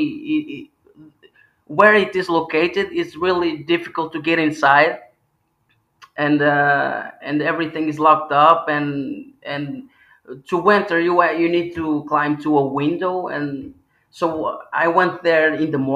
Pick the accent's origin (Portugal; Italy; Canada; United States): Portugal; Porto, Norte; I am from the north. I am from Porto.